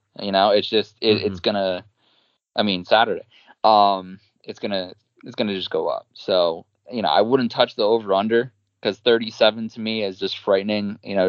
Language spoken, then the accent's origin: English; New Jersey, United States; I am from New Jersey. I view you as having an accent. I don't think I have an accent